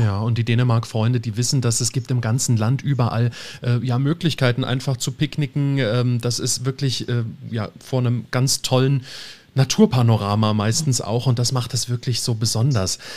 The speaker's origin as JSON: {"language": "German", "country": "Germany", "said": "bei uns in Deutschland"}